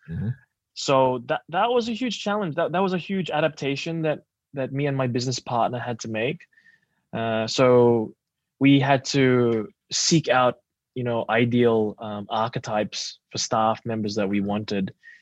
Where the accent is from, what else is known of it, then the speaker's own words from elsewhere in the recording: Papua New Guinea; also born or lived in Australia; I grew up in Papua New Guinea in Australia. I was Filipino at home.